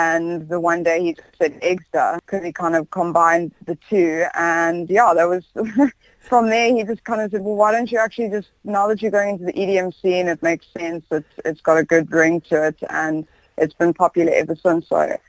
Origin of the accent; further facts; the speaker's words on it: South Africa; accent: South African; I'm lucky, actually. I like the South African accent. I know some people don't, but I really like it. I think it's quite special.